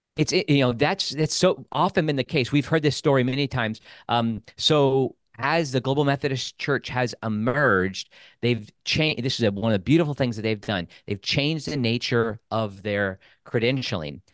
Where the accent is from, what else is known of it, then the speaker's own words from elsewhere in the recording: Midwest, United States; moved away; I grew up in the Midwest.